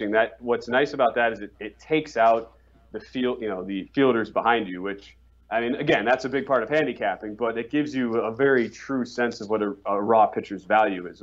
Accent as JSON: {"language": "English", "town": "Milwaukee", "region": "Wisconsin", "country": "United States", "said": "I am from the lovely city of Milwaukee, Wisconsin"}